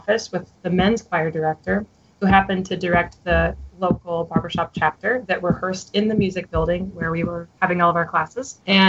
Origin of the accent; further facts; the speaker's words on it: Midwest, United States; moved away as an adult; now in Texas, United States; I'm originally from the Midwest.